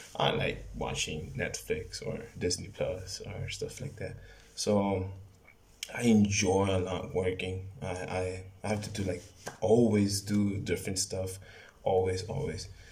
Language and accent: English; Mexicali, Baja California, Mexico; I'm from Mexicali, California. And I live in, in right here in Mexicali, in Mexico